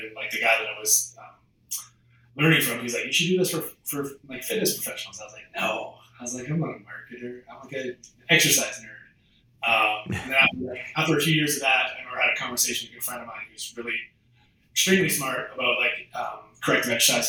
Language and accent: English; Canada; moved away as an adult; also born or lived in Australia; I'm from Canada